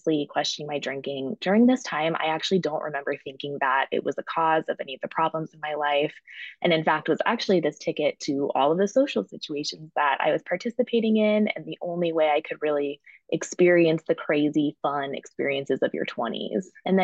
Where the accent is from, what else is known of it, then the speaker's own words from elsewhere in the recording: Fort Collins, Colorado, United States; moved away as an adult; now in Chicago, United States; I grew up in Colorado